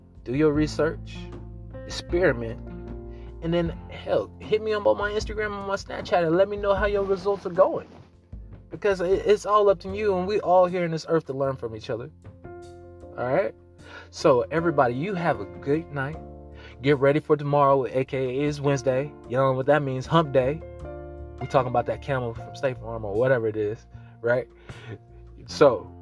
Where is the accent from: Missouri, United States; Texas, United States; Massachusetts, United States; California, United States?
Missouri, United States; I'm from the Missouri. I'm from the Show Me State